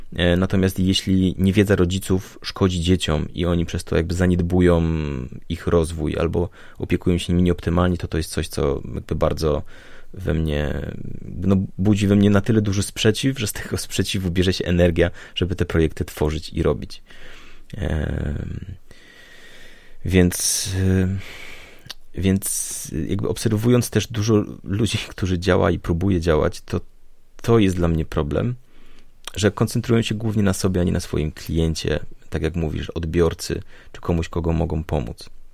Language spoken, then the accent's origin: Polish; Silesian Voivodeship, Poland; ja pochodzę ze Śląska